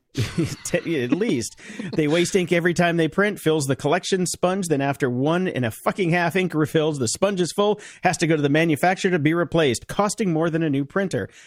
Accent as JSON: {"language": "English", "town": "Chicago", "region": "Illinois", "country": "United States", "said": "I'm from Chicago"}